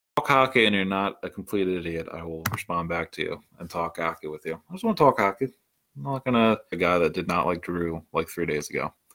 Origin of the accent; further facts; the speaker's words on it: outside of Baltimore, Maryland, United States; I grew up in Maryland. I grew up fifteen minutes outside of Baltimore